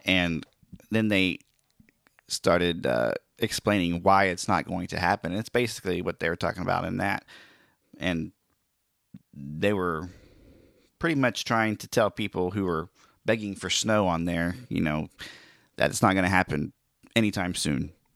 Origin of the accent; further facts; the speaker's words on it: Oklahoma, United States; my home state of Oklahoma